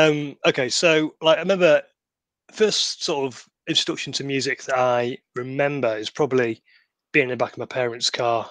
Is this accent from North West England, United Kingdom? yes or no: yes; Manchester, North West England, United Kingdom; growing up in Manchester